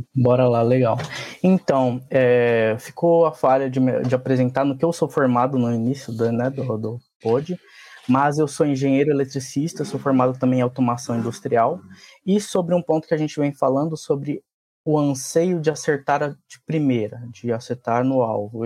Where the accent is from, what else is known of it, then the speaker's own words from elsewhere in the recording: Francisco Morato, São Paulo, Brazil; E eu sou de Morato, nasci, cresci aqui